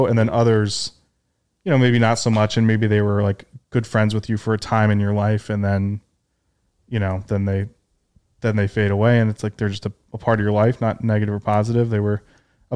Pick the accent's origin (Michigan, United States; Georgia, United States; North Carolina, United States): Michigan, United States; Detroit; now in New York, United States; I grew up in Detroit